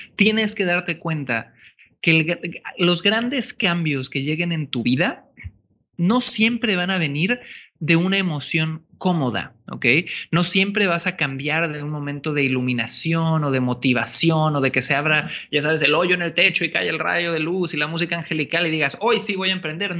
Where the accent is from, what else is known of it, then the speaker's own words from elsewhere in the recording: Cancún, Quintana Roo, Mexico; moved away as an adult; also born or lived in Santiago, Chile; Yo soy originario de Cancún, México. Sí, nací en la playa.